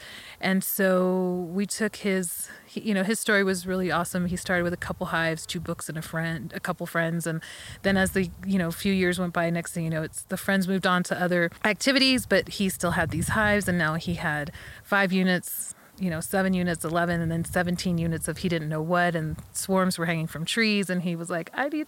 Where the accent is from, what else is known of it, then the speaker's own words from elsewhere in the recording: New Mexico, United States; you're from Michigan, I'm from New Mexico, why don't we split the time in each place?